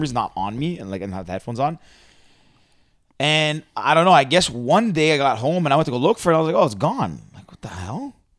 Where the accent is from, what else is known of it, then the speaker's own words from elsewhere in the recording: Mississauga, Ontario, Canada; I grew up in Mississauga.